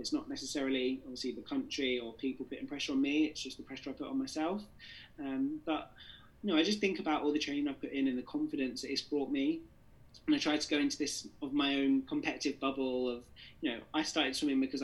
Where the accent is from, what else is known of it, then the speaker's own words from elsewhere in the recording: England, United Kingdom; I was born in England